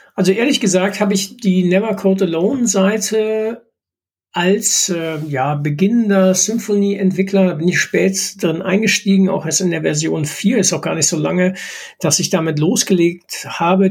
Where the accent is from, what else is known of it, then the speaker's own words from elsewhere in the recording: Duisburg, North Rhine-Westphalia, Germany; ich komme hier aus Duisburg